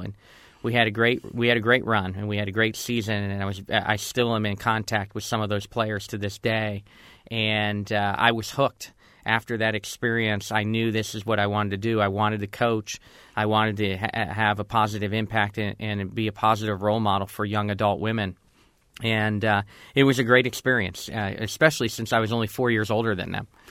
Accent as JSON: {"language": "English", "town": "Girard", "region": "Pennsylvania", "country": "United States", "tie": "born or raised there", "said": "growing up in Girard, Pennsylvania"}